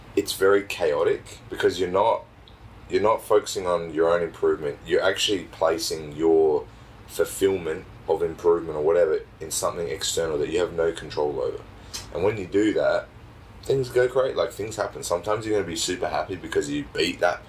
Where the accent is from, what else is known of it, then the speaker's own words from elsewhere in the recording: Australia; I'm fairly Australian. Like I, I was brought up here and born here.